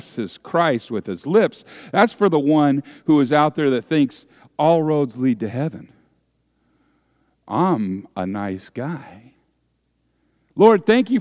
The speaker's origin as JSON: {"language": "English", "area": "San Francisco Bay Area", "region": "California", "country": "United States", "tie": "born or raised there", "said": "I grew up in the San Francisco Bay Area"}